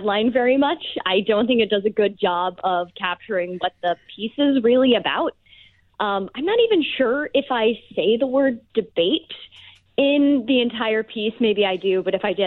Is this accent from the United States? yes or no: yes; outside Birmingham, Alabama, United States; moved away as an adult; also born or lived in Virginia; I grew up in about 45 minutes outside of Birmingham, Alabama.